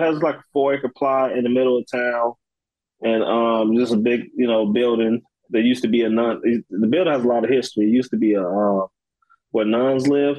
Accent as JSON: {"language": "English", "town": "Chicago", "region": "Illinois", "country": "United States", "tie": "born or raised there", "also_born_or_lived": "Galesburg, Illinois", "said": "I grew up in Chicago. Yep. I moved to Galesburg when I was about 16, 17."}